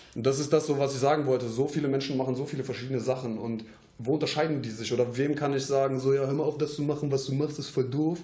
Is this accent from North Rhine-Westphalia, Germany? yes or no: yes; Troisdorf, North Rhine-Westphalia, Germany; wir kommen aus Troisdorf jetzt